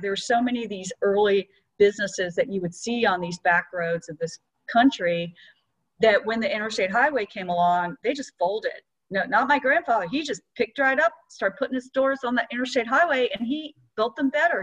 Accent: Atlanta, Georgia, United States; which is in my hometown

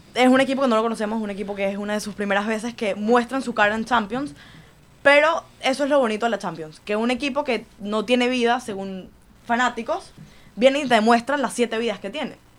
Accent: Venezuela; now in Miami, United States; yo soy venezolana, pero mitad de mi vida la viví aquí

